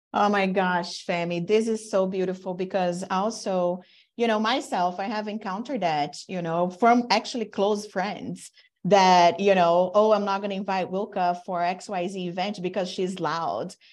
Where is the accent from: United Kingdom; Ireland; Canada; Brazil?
Brazil; now in United States; I'm from Brazil, I'm Latina, I've been in the U S throughout my career